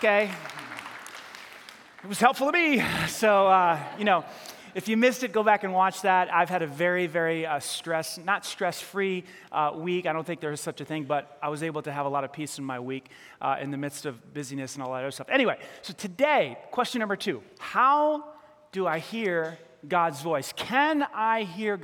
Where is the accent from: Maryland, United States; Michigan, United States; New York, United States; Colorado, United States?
New York, United States; accent: New York; My New York accent.